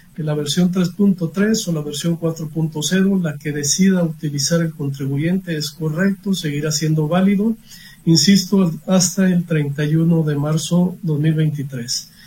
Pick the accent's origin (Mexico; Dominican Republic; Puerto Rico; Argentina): Mexico; como buenos mexicanos